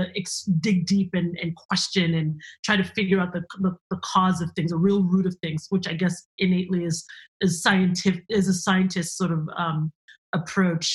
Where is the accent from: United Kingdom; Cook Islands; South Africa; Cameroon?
Cameroon; moved away; I'm originally from Cameroon. That's where I was born and raised.